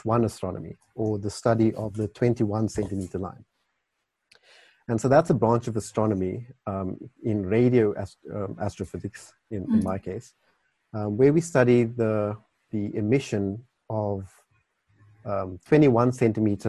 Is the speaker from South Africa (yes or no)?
yes; Carnarvon, Northern Cape, South Africa; now in Cape Town, South Africa; I was born in the Northern Cape, so that had a big influence on my desire to study astronomy. The night skies there are brilliant. If you go to Carnarvon, which is where I'm from